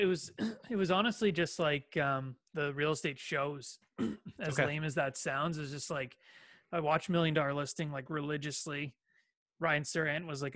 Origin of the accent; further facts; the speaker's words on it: Ajax, Ontario, Canada; I grew up about, just east of the city. Born and raised it's a town called Ajax